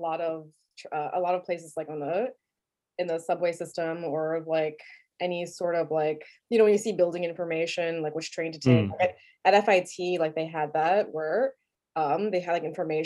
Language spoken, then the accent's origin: English; New York City, New York, United States; also born or lived in Brooklyn; I grew up in Staten Island